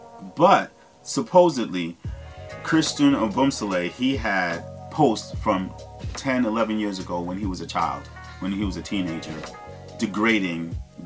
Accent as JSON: {"language": "English", "region": "New York", "country": "United States", "said": "I'm from New York"}